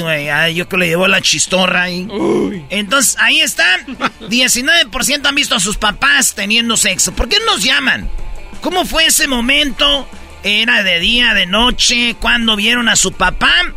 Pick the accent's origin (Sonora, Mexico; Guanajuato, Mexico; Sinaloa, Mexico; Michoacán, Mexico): Michoacán, Mexico; Jiquilpan; en mi pueblo, Jiquilpan, Michoacán